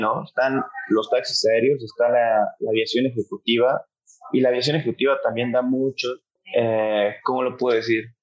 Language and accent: Spanish; Mexico; also born or lived in Mexico City, Mexico / Colombia; yo soy mexicano y soy, soy colombiano, entonces, eh, mexicano por parte de mi papá, eh, colombiano de mi mamá.